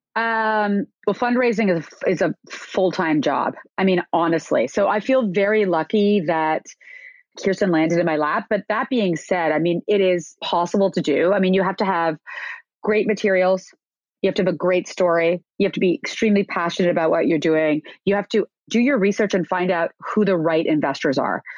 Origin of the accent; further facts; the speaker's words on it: Canada; moved away as an adult; also born or lived in New York; I am Canadian and I came to New York to go to Parsons School of Design